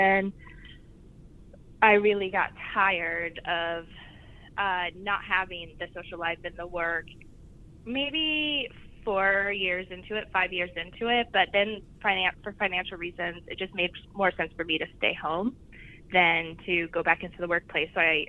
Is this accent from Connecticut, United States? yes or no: no; outside Seattle, Washington, United States; also born or lived in New York, United States / Los Angeles, United States; now in Vancouver; I was born outside Seattle.